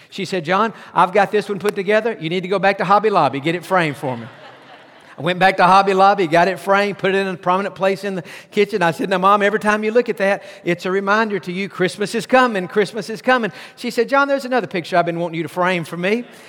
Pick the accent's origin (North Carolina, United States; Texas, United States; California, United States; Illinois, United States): Texas, United States; East; I grew up in East Texas